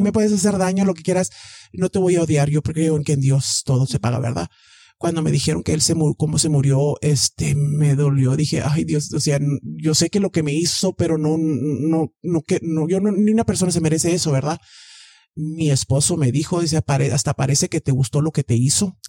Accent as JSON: {"language": "Spanish", "region": "Texas", "country": "United States", "tie": "born or raised there", "said": "soy de aquí, de Texas."}